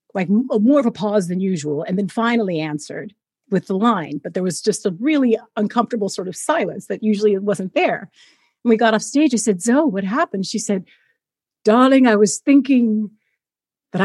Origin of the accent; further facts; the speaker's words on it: Fresno, California, United States; moved away as an adult; also born or lived in New York; I'm from Fresno, California, and my parents were still in Fresno, and I just moved to New York when I was 18